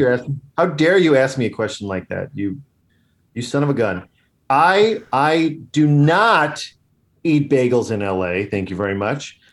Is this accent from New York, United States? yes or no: yes; Long Island, New York, United States; moved away as an adult; now in Los Angeles, United States; I'm from Long Island